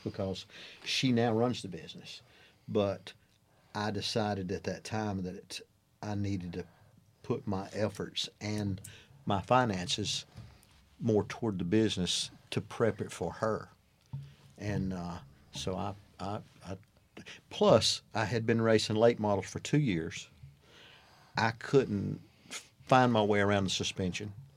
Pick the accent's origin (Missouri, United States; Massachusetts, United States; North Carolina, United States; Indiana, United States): North Carolina, United States; Belmont / Cramerton area; born or raised there